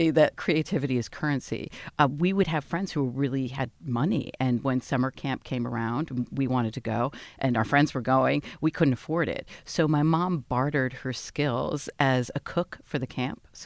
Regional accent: Phoenix, Arizona, United States; also born or lived in New York; Phoenix, Arizona. A Jewess in Phoenix.

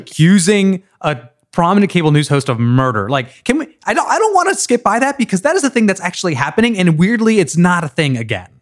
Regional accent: United States

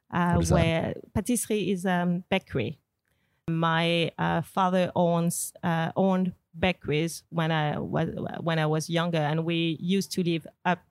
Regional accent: Martinique; I grew up in Martinique, which is not anymore, but back then was really much patriarchal.

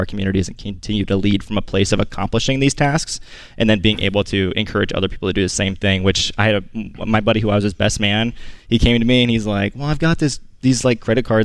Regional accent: Southern Illinois, United States; I grew up in Southern Illinois

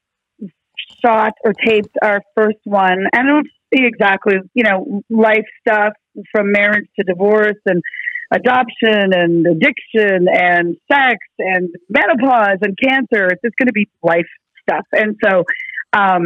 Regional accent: Canada; now in United States; When I was growing up in Canada

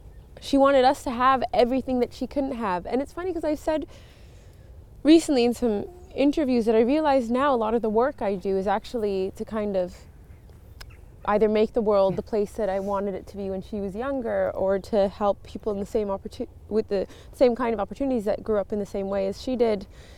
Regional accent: Montreal, Quebec, Canada; born there; So I thought I was going to go back east, because I was born in Montreal

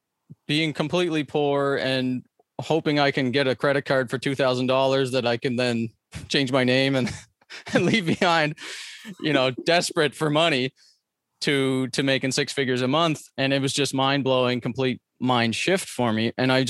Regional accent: Atlantic Canada, Canada; so I grew up on the East Coast of Canada in poverty.

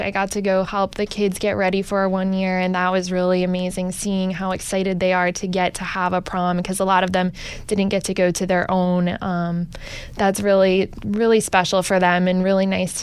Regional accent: New Jersey, United States; I'm from New Jersey, so my family, every year we did a New York Day

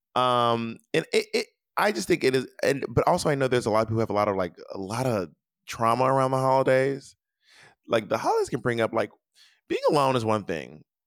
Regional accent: United States; my socialization as an American

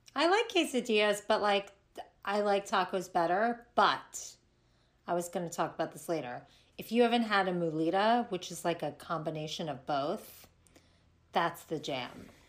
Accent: Florida, United States; also born or lived in New York; now in Los Angeles, United States; in Florida growing up

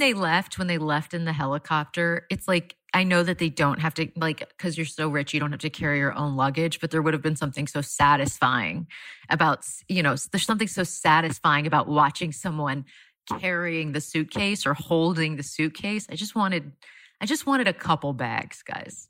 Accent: Florida, United States; I'm from Florida

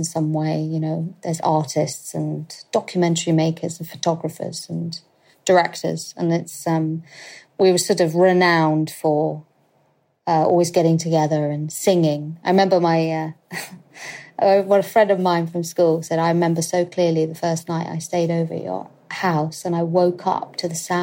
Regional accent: London, United Kingdom; I'm currently living with my husband at my parents' house, in the house that I grew up

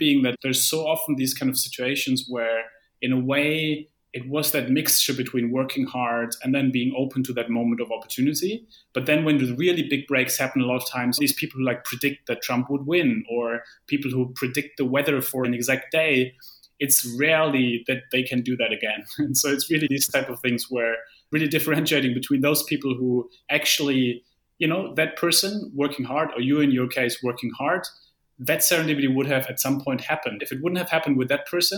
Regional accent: Germany; I come from Germany

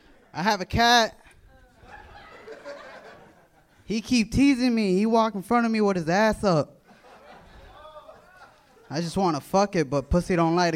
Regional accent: United States; born there; Nah, I'm white. I was born here in America, so.

